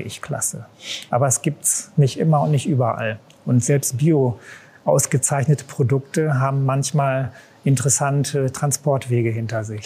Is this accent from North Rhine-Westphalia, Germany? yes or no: yes; Bielefeld, North Rhine-Westphalia, Germany; Bielefeld-Gefühl, das ist meine Heimatstadt. Ich bin hier geboren und aufgewachsen